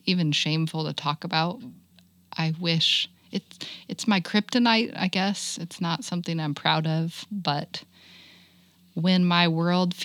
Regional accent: Kansas City, United States; also born or lived in St. Louis, Missouri; When I was little, 10, we moved from St. Louis to Kansas City

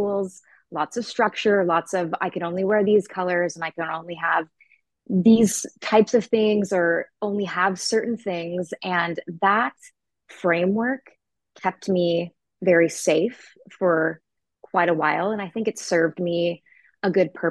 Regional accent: Maple Valley, Washington, United States; moved away as an adult; now in Scottsdale, United States; I was raised in the suburbs outside of Seattle in a small town called Maple Valley

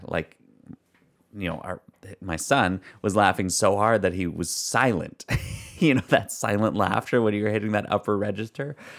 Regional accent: Canada; we're from Canada

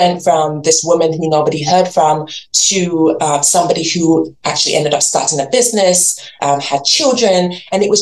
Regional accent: England, United Kingdom; moved away as an adult; also born or lived in Nigeria; now in Canada; So I was born in Nigeria, I grew up in England, and now live in Canada, and I've been here for 20 years

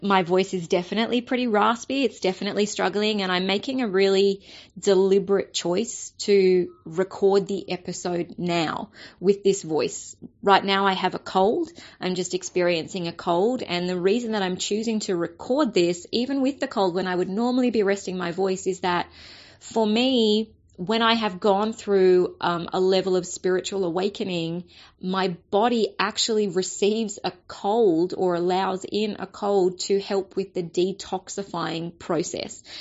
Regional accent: Australia; as a white Australian

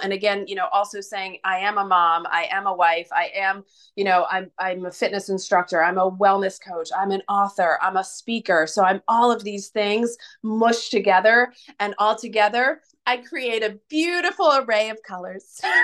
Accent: United States; being an American

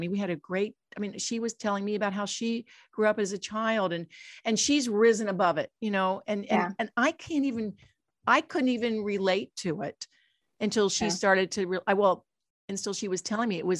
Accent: Dayton, Ohio, United States; growing up in Dayton, Ohio, in this little town

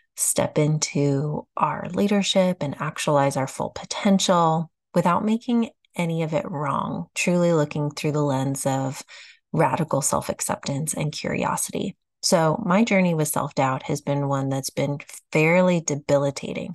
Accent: Austin, Texas, United States; Austin, Texas, my hometown

